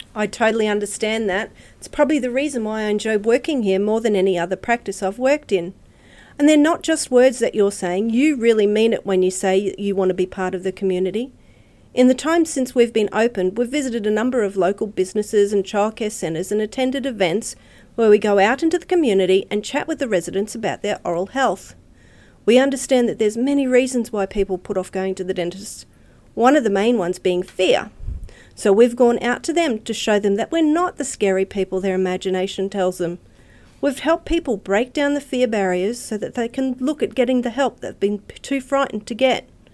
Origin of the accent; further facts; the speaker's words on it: Redcliffe, Queensland, Australia; I grew up in Redcliffe, so I consider myself a local, and I still live close